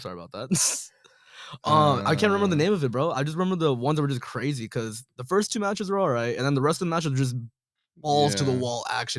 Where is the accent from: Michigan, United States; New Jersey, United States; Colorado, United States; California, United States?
California, United States; Santa Ana; also born or lived in London / Milan; I come and hail from Santa Ana, Orange County, born and raised there. Basically, was there my whole life. Around when I was younger, though, I was out of the States for about a year and a half.